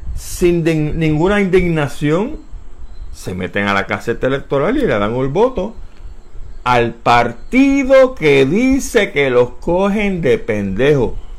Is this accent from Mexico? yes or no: no; San Juan, Puerto Rico; moved away; also born or lived in Tallahassee, Florida; soy nacido en Barrio Obrero, Puerto Rico, el 31